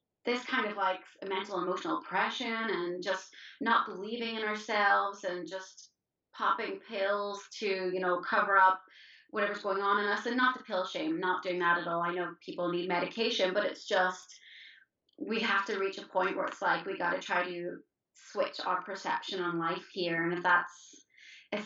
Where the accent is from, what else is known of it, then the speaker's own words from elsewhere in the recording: Ireland; I'm Irish.